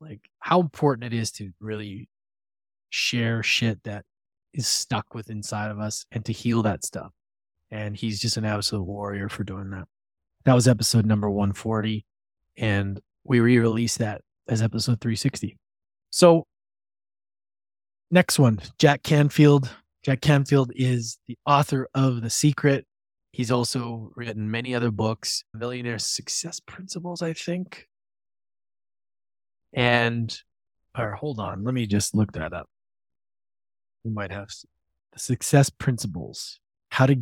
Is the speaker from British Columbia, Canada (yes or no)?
no; Edmonton, Alberta, Canada; moved away; my hometown of Edmonton, Alberta, where I'm in right now, visiting my mom.